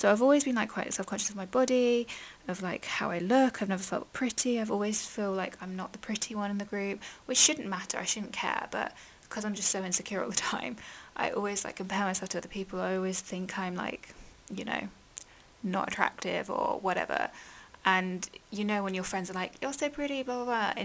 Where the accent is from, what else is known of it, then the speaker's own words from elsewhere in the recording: England, United Kingdom; I've grown up in England